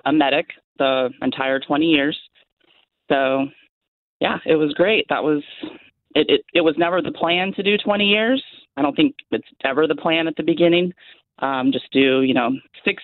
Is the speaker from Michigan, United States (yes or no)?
no; Washington, United States; moved away as an adult; now in North Carolina, United States; I am originally from Washington State. I'm now living in North Carolina